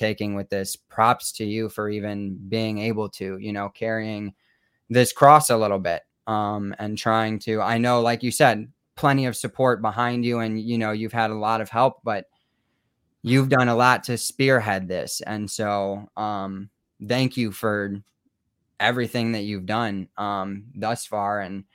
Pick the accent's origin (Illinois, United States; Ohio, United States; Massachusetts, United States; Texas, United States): Illinois, United States; Rockford; moved away; also born or lived in Chicago / Milwaukee; growing up in Rockford